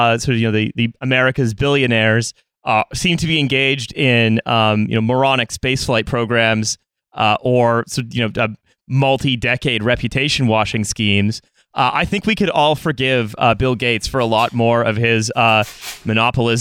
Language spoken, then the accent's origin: English; Canada